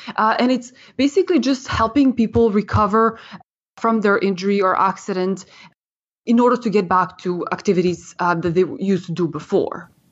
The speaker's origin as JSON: {"language": "English", "town": "Ottawa", "region": "Ontario", "country": "Canada", "tie": "born or raised there", "also_born_or_lived": "Serbia", "moved": "as an adult", "lives_now": "Toronto, Canada", "said": "I came to Canada from Serbia in nineteen ninety-six, and, uh, I grew up and was educated in, in Ottawa. And, uh, so I spent most of my childhood there"}